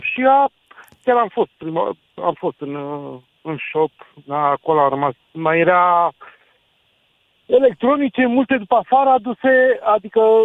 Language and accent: Romanian; Cluj-Napoca, Cluj County, Romania; eu sunt din Cluj